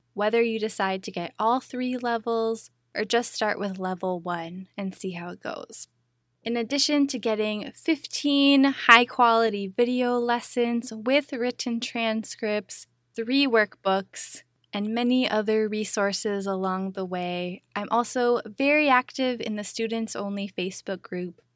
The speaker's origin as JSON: {"language": "English", "town": "Minneapolis", "region": "Minnesota", "country": "United States", "tie": "born or raised there", "also_born_or_lived": "Big Island, Hawaii", "moved": "as an adult", "said": "my hometown of Minneapolis, Minnesota"}